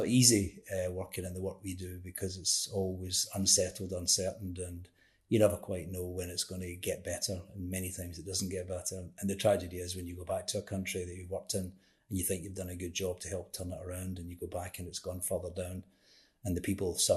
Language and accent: English; Glasgow, Scotland, United Kingdom; I grew up in Glasgow in Scotland